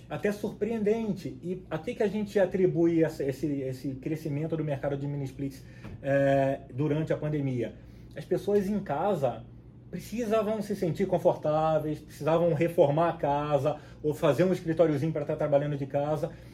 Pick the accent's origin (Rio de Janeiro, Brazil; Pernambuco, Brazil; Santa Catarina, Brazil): Rio de Janeiro, Brazil; Cabo Frio; moved away as an adult; also born or lived in São Paulo, Brazil; now in Panama City, Panama; pelo sotaque, vocês já devem perceber um pouquinho que eu nasci no, no Rio de Janeiro, nasci em Cabo Frio, na, na, região dos lagos lá no Rio de Janeiro